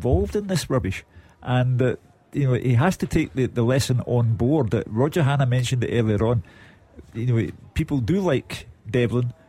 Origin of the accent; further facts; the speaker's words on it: Glasgow, Scotland, United Kingdom; I'm Glaswegian born and bred